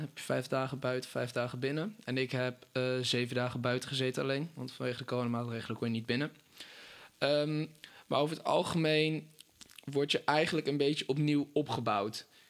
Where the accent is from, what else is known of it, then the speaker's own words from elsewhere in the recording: Apeldoorn, Gelderland, Netherlands; Ik eh, kom uit Apeldoorn